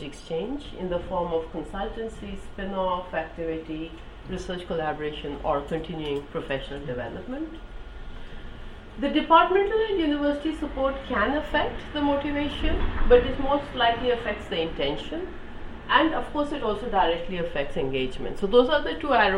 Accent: India; moved away as an adult; now in United Kingdom; I grew up in India

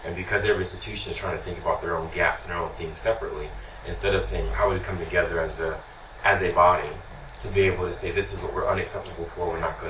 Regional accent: United States; As an American

